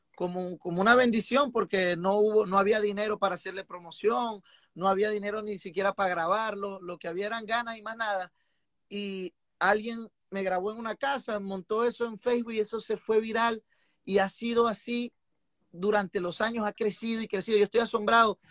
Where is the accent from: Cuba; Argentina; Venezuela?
Venezuela; como buen venezolano, a nosotros nos gusta de todo